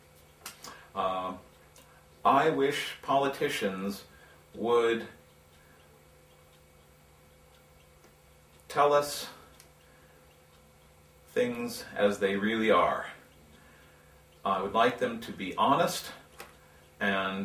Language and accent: English; San Francisco Bay Area, California, United States; moved away as an adult; also born or lived in Taiwan; now in Matsumoto, Japan; I'm from the United States, from California, the San Francisco Bay Area, and I've been in Japan teaching English for 12 years now.